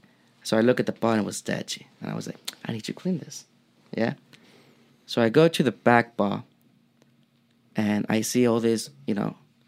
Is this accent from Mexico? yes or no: yes; Mexico; English is a second language; moved away as an adult; growing up in Mexico for 23 years